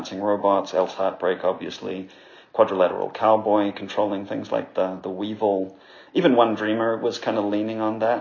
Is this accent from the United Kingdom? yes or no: no; New Zealand; I'm from New Zealand